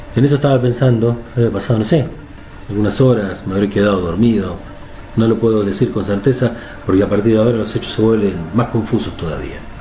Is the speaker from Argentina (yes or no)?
yes; Argentina; aquí en mi país, en Argentina